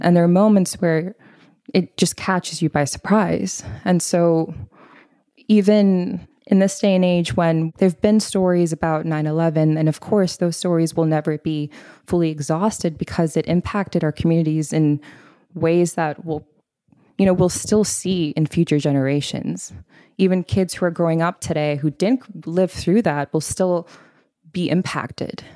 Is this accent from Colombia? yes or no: no; Bangkok, Thailand; moved away as an adult; also born or lived in Boston / Oxford / Minneapolis / Los Angeles; now in New York, United States; I grew up in Bangkok, Thailand, lived there for eighteen years, and lived in a very Punjabi South Asian household